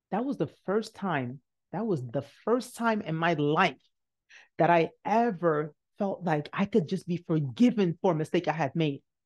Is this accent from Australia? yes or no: no; Nigeria; moved away; I'm Nigerian.